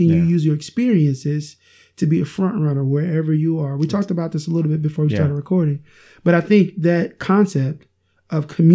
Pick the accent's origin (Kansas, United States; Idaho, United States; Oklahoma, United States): Oklahoma, United States; also born or lived in Iowa; I moved back from Iowa to Oklahoma to pursue a relationship with my wife